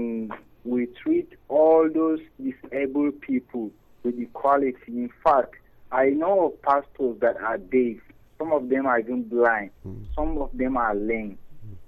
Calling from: Ibadan, Oyo, Nigeria; I'm calling from Ibadan.

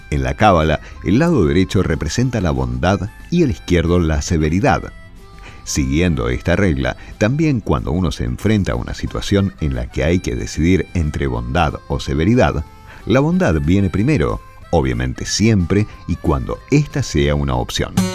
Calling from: Río Negro, Argentina; Hola Rabino … de Río Negro

